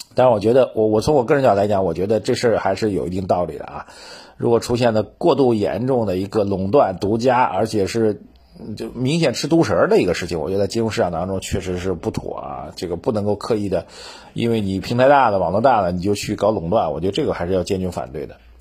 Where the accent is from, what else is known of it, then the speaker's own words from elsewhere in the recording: China; 深圳的奇迹真的值得我们中国人呐，这个我们这一代人见证的改革，开放这一代的这个中国